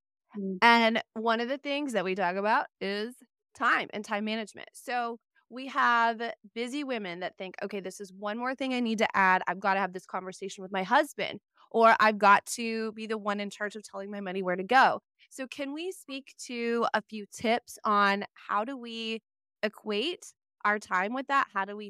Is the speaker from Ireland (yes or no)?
no; Wisconsin, United States; I'm from Wisconsin originally.